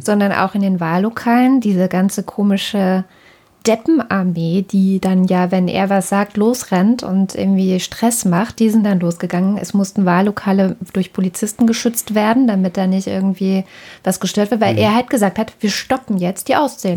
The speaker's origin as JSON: {"language": "German", "country": "Germany", "said": "Auch bei uns in Deutschland"}